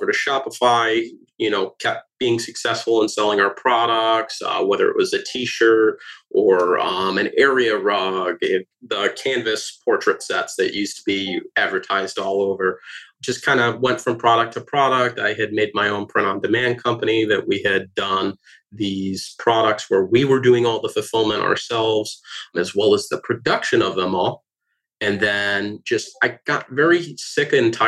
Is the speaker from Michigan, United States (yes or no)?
yes; Michigan, United States; also born or lived in Detroit, Michigan; now in Tampa, United States; Was originally from Michigan